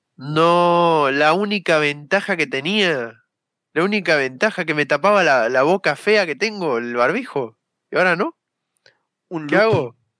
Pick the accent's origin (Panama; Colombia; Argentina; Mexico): Argentina; soy de Argentina